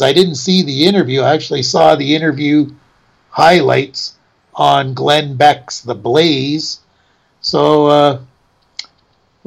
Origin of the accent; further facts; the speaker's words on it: Canada; we're Canadian in citizenship